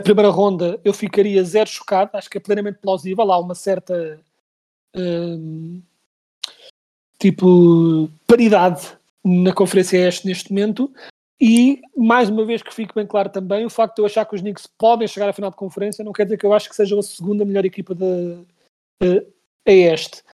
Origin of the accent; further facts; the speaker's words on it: Portugal; nós como portugueses